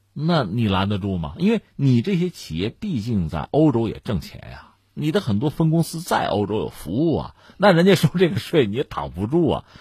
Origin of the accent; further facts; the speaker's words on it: China; 我们中国人也有这种感觉